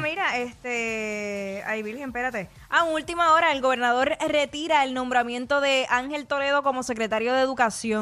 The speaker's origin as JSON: {"language": "Spanish", "country": "Puerto Rico", "said": "a nosotros los boricuas se nos pega el acento en tres segundos"}